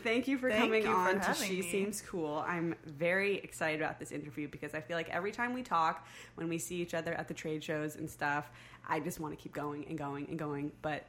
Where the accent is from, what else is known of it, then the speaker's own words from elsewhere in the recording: Novato, California, United States; also born or lived in Philadelphia; I grew up in Novato. So it's hard. You grow up in the Bay Area